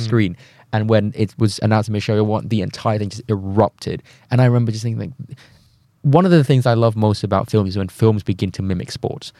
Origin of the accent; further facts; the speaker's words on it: Thailand; moved away; I'm from Thailand, as someone who comes from Southeast Asia